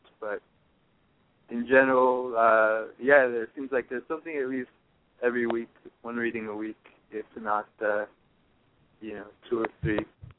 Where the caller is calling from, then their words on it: San Luis Obispo, California, United States; I'm calling from San Luis Obispo on the central coast of California.